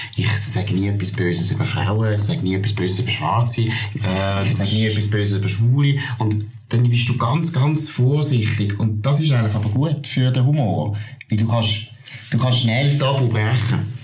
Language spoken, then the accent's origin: German; Switzerland; ich bin Schweizer